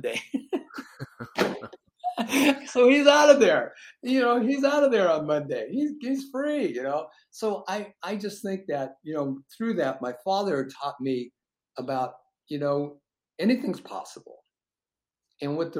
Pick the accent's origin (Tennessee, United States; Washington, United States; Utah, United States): Washington, United States; Seattle; we were born and raised in Seattle